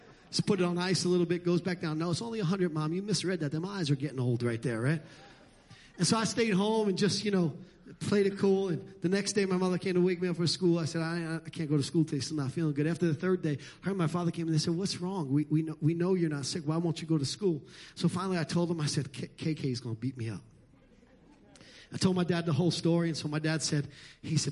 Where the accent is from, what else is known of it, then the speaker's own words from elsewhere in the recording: New York City, New York, United States; moved away; where I grew up in Brooklyn and Staten Island and the Bronx and New York and Queens.